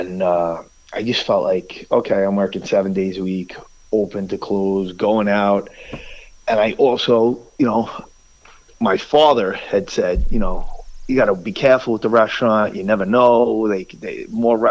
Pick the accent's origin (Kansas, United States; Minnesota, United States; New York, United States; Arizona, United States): New York, United States; New York City; I grew up in Staten Island, basically born and raised